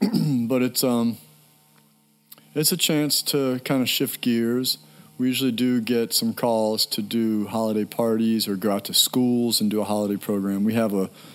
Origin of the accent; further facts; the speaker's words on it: Annapolis, Maryland, United States; I grew up in Annapolis, Maryland.